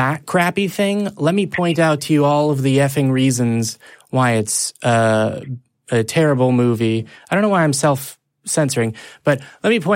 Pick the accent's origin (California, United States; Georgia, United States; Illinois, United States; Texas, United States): Texas, United States; I'm from Texas